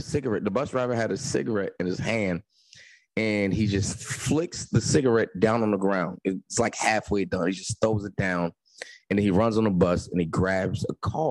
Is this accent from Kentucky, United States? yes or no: no; Newark, New Jersey, United States; I'm from Jersey, from Newark, New Jersey